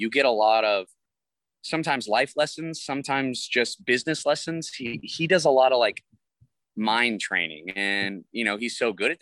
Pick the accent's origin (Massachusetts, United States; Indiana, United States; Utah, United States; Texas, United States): Texas, United States; I'm from the South. I'm a Texas boy and, you know, we're kind of raised old school